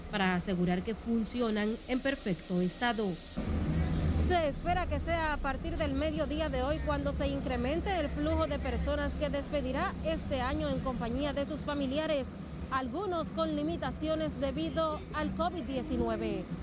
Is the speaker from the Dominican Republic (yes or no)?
yes; San Francisco de Macorís, Duarte, Dominican Republic; Yo vengo de San Francisco de Macorís y me dirijo a San Pedro de Macorís, donde mi familia, allá tengo mis hermanas y mi abuelo